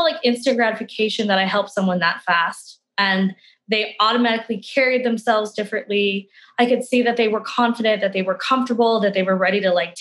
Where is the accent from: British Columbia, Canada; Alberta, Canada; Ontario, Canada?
Alberta, Canada; Calgary; Well, I am originally from Calgary. I'm one of those few like born and bred Calgarians. I've been here my whole life.